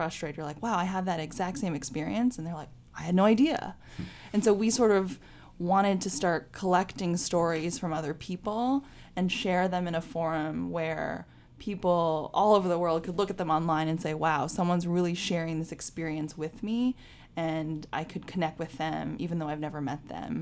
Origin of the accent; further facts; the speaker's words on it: Bay Area, California, United States; I grew up in the Bay Area in California